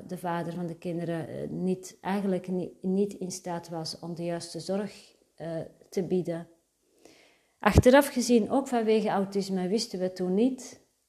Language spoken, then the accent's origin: Dutch; Antwerp, Flanders, Belgium; Daarvoor was de plek waar ik opgroeide perfect. Antwerpen